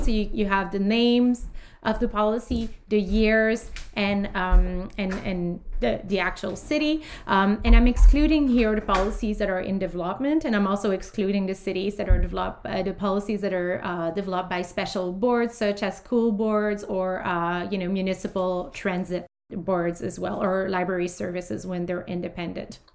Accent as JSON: {"language": "English", "country": "Canada", "said": "as Canadian"}